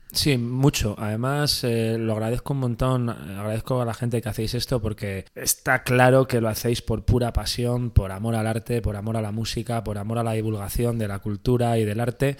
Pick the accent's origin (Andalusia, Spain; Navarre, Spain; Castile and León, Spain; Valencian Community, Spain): Castile and León, Spain; Valladolid; en Valladolid, que es de donde soy yo